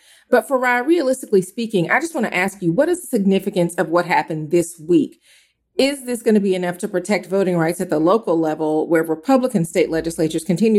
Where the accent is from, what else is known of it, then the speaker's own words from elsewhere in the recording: Georgia, United States; in my home state of Georgia